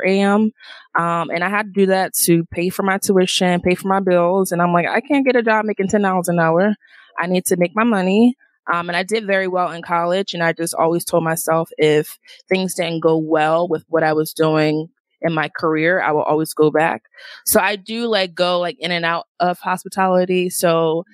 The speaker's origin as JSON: {"language": "English", "town": "Philadelphia", "region": "Pennsylvania", "country": "United States", "also_born_or_lived": "Washington, D.C.", "moved": "as an adult", "lives_now": "Las Vegas, United States", "said": "I'm originally from Philly, but I did live in D.C. for 3 years"}